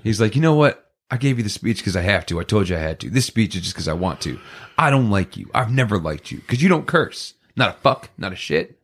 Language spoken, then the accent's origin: English; Poughkeepsie, New York, United States; we grew up in Poughkeepsie